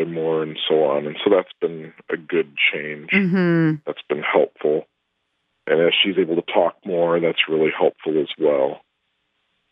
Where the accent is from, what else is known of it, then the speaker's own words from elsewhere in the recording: United States; moved away as an adult; now in United Kingdom; we're American citizens